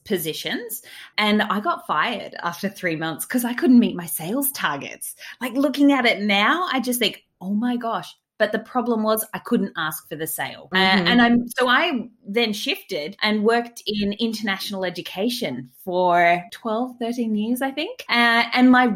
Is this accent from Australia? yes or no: yes; Australia; It was my home country